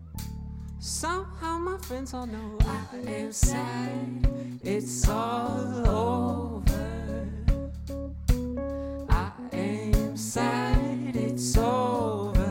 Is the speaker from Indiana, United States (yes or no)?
yes; across the river from Louisville, Indiana, United States; now in Nashville, United States; I'm from here, well, across the river, but I tell most people not from here that I'm from Louisville